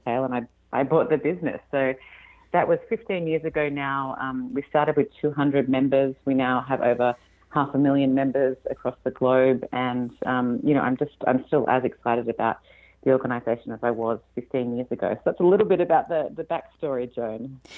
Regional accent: Australia; moved away as an adult; now in California, United States; you can probably tell from my accent that I'm not from here. I'm Australian originally and moved to California five years ago now

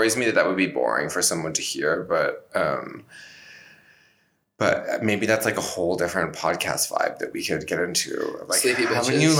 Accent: Canada; I'm Canadian

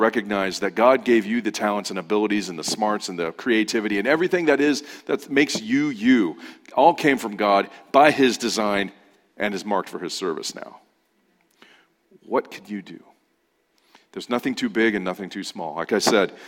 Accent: Ontario, California, United States; moved away; I grew up in Ontario, in the Inland Empire, and I moved out here

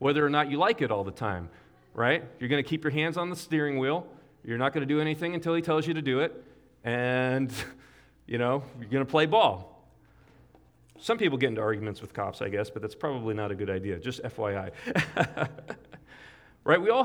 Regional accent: United States; I am an American

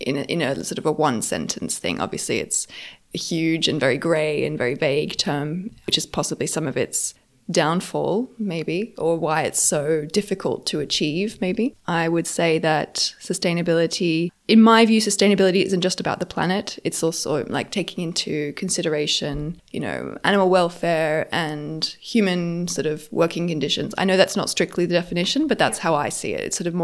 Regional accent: Australia; moved away as an adult; also born or lived in France / Geneva, Switzerland / London, United Kingdom; I grew up in Australia. I moved to Europe when I was 20, to France, where I did finished my bachelor and then did my master's there. I was offered a job in Switzerland, so I moved to Switzerland for a few years.

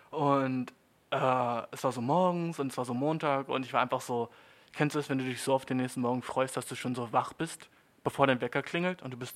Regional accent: Germany; Und die, damals schon mit elf war ich so, aus Deutschland, Bitch, ne?

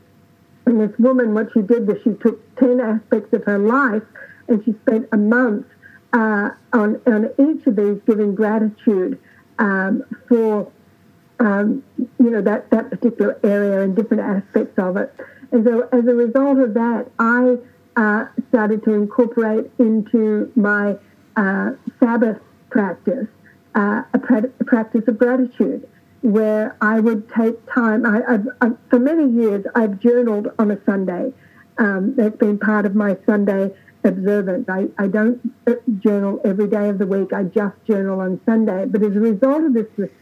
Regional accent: Australia; now in United States; growing up in Australia, where we don't have an equivalent to Thanksgiving

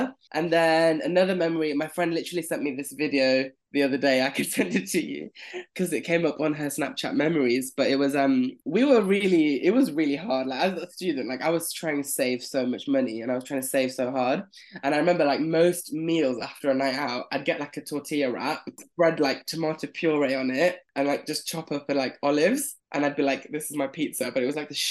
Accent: Leicester, East Midlands, United Kingdom; moved away as an adult; also born or lived in London; I'm from Leicester. From Leicester.

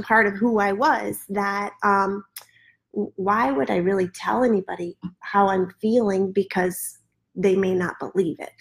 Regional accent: Midwest, United States; now in Florida, United States; Where I live now in Florida and mm raising children here versus the way I was raised in the Midwest

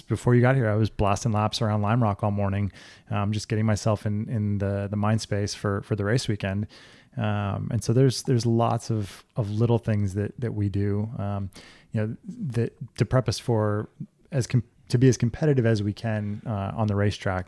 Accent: South Florida, United States; also born or lived in Orlando, Florida; I grew up in South Florida.

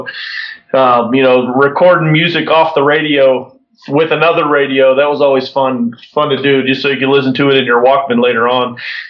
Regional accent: Florida, United States; born there; I wasn't actually born in Pittsburgh. My parents were in the Air Force when I was born down in Florida, but both of them were from Pittsburgh.

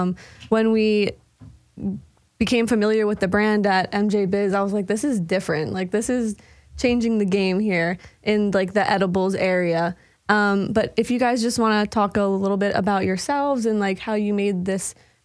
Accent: Long Island, New York, United States; we grew up on Long Island on the East Coast

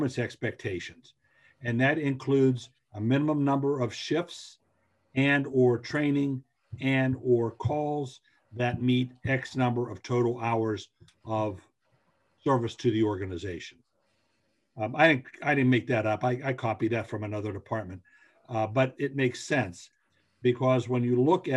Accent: Western Pennsylvania, United States; now in Eastern Pennsylvania, United States; where I grew up in Western Pennsylvania

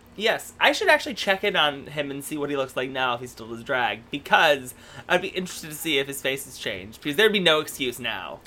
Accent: Stockbridge, Michigan, United States; I'm originally from Michigan. I'm from a little tiny town

